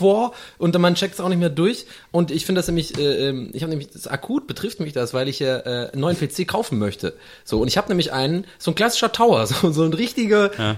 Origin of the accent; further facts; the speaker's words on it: Tübingen, Baden-Württemberg, Germany; moved away; also born or lived in Munich; bei uns in Tübingen